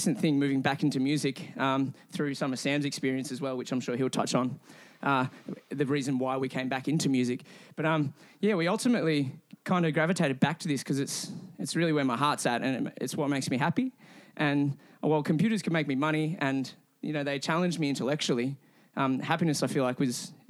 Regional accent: Shepparton, Victoria, Australia; growing up in Shepparton

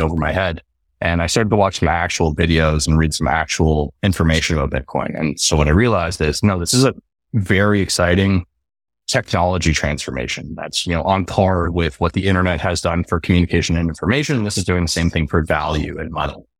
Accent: Canada; So I'm originally from Canada

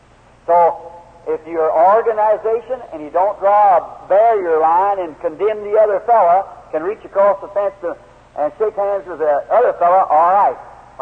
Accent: United States; as an American

